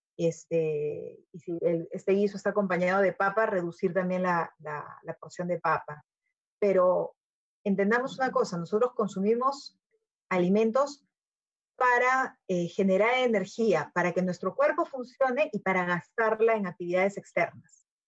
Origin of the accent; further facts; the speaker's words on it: Peru; tenemos como peruanos eh, la, gran dicha de tener fuentes de alimentación